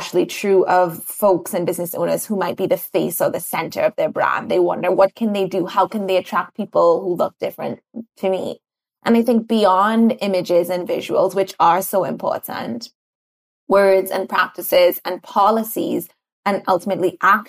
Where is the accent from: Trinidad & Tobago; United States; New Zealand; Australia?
Trinidad & Tobago; I grew up in Trinidad.